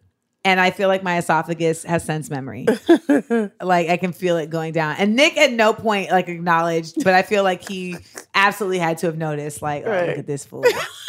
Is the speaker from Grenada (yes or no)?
yes; Grenada; moved away; I'm from Grenada.